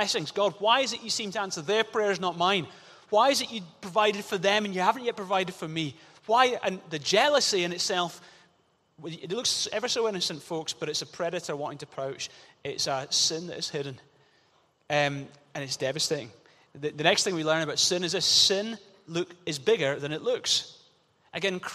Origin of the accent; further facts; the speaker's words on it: Glasgow, Scotland, United Kingdom; growing up in Glasgow